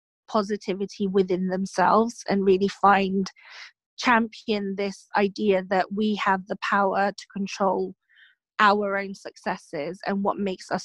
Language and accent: English; Philippines; now in England; I was born and raised in the Philippines.